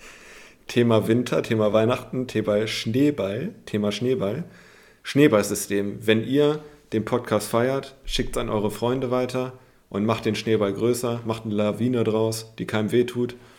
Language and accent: German; Germany; als Deutscher auch, der sich mega für Fußball und auch die Bundesliga interessiert